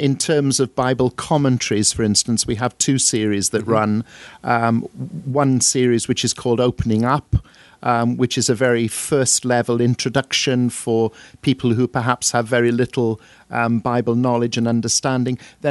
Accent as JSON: {"language": "English", "area": "Welsh", "region": "Wales", "country": "United Kingdom", "moved": "yes", "lives_now": "Crawley, United Kingdom", "said": "I'm Welsh"}